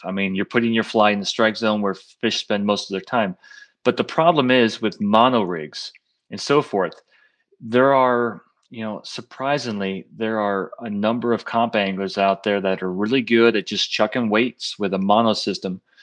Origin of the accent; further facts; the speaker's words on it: Pennsylvania, United States; when I grew up in Pennsylvania, I mean, I grew up in, like, the sticks up in the country, north country